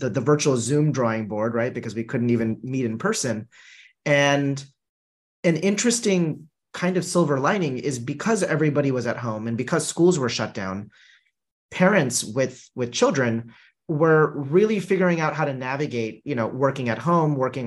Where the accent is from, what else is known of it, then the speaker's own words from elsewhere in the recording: Southern California, United States; an immigrant family growing up in Southern California